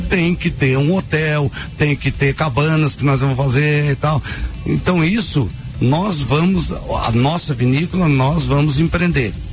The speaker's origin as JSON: {"language": "Portuguese", "town": "Lages", "region": "Santa Catarina", "country": "Brazil", "said": "nós lajanos e nós empreendedores"}